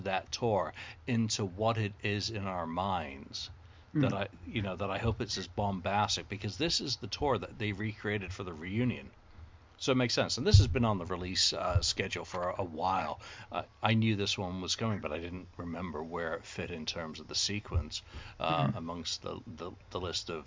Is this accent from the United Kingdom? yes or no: yes; United Kingdom; as a Brit